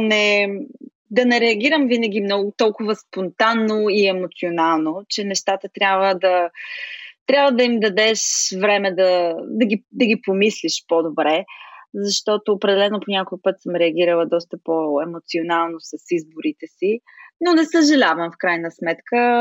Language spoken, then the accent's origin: Bulgarian; Smolyan, Smolyan Province, Bulgaria; moved away as an adult; also born or lived in Chicago, United States; now in United States; Смолян, родния ми град